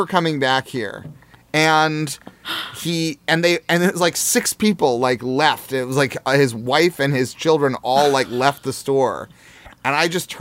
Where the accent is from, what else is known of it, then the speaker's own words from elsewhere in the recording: Jefferson City, Missouri, United States; moved away; I grew up in Jefferson City